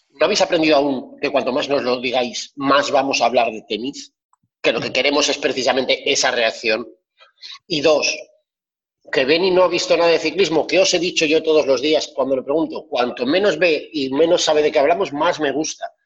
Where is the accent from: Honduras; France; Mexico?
France; Yo siendo francés tampoco me gustaría hablar demasiado